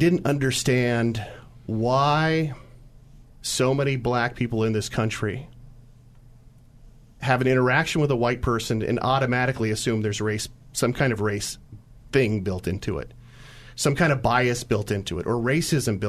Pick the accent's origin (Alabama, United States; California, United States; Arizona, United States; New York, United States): California, United States; also born or lived in San Francisco / Santa Clara; grew up in California, I was born in San Francisco